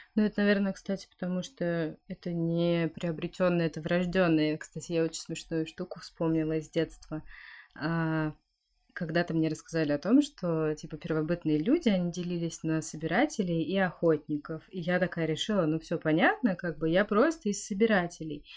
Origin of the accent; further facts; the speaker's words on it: Siberia, Russia; я родилась в Сибири, э, там, где очень холодно, где настоящая зима